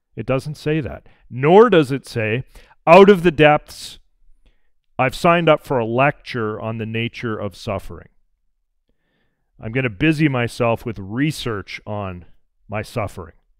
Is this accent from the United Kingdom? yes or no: no; Alberta, Canada; growing up in Alberta